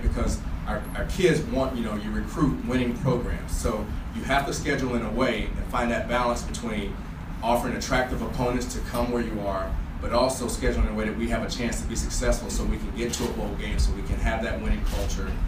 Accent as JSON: {"language": "English", "region": "North Carolina", "country": "United States", "tie": "born or raised there", "moved": "yes", "lives_now": "Boston, United States", "said": "I grew up in North Carolina"}